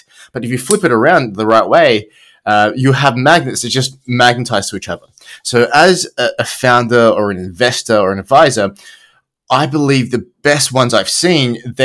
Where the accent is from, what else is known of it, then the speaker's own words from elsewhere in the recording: Australia; accent: Australian; I'm Australian